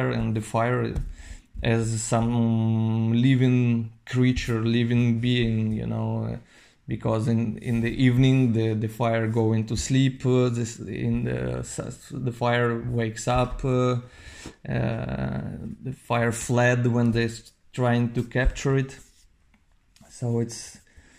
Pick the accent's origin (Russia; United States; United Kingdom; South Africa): Russia; Novosibirsk, Novosibirsk Oblast; now in Paris, France; I'm from Novosibirsk.